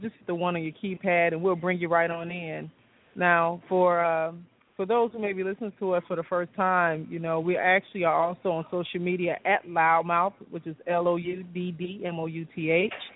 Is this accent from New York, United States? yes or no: no; Chicago, Illinois, United States; now in Atlanta, United States; I'm from Chicago